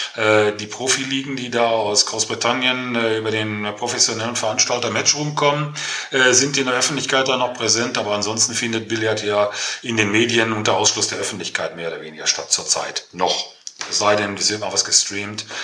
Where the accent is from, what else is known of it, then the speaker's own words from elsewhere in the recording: Herne, North Rhine-Westphalia, Germany; ich komme ja aus dem Ruhrgebiet, also mitten im Ruhrpott, ich bin gebürtiger Herner, wohne auch immer noch hier, bin in einer, bin in einer Bergmannskneipe groß geworden